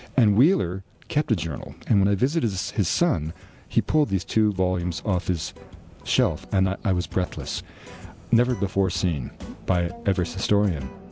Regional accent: Vancouver, British Columbia, Canada; four doors from the house I was born in Vancouver

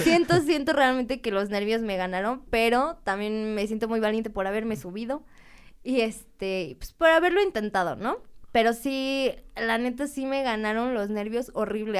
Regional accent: Puebla, Mexico; yo soy originaria de Puebla

